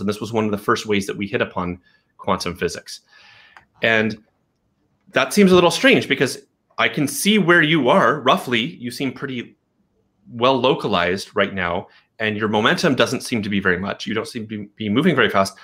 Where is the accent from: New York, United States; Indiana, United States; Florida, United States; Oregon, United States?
Oregon, United States; Portland; moved away as an adult; also born or lived in Berkeley, California; I grew up in Portland, and I was living in Berkeley, California.